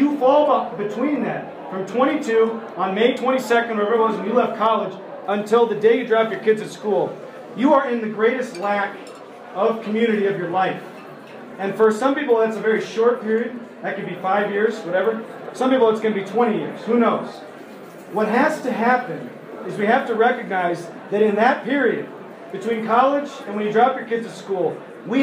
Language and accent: English; United States; We're American